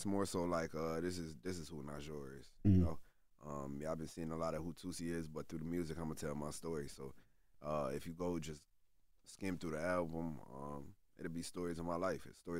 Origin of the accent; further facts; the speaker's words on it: Syracuse, New York, United States; Especially, like, in my hometown, like in Syracuse, it's like, man, I'm besides …